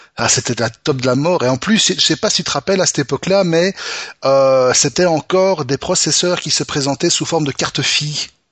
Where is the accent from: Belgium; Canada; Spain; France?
Belgium; chez nous, en Belgique